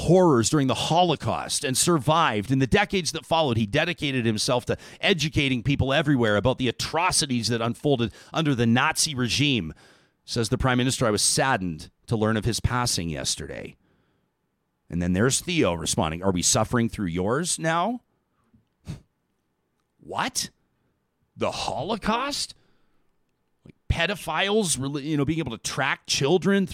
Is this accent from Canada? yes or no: yes; Calgary, Alberta, Canada; I grew up in Calgary